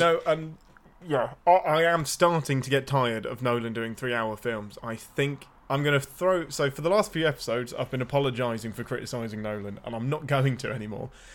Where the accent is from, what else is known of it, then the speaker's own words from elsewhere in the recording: near Birmingham, West Midlands, United Kingdom; I'm close enough to Birmingham that people from Birmingham can hear the accent